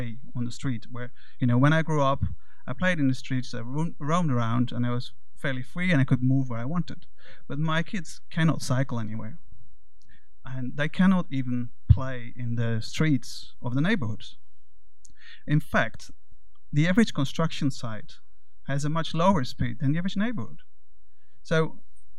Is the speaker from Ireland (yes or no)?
no; Netherlands; now in Sydney, Australia; I grew up in the Netherlands